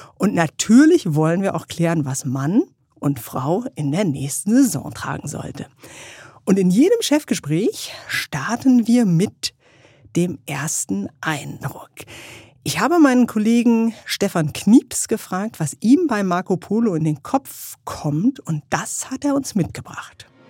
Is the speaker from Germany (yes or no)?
yes; Germany